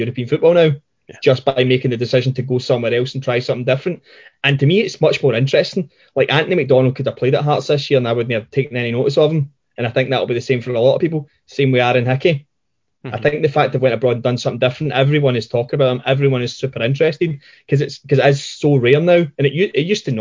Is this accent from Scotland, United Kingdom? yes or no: yes; Linwood, Scotland, United Kingdom; I grew up in Renfrew. So I grew up in Linwood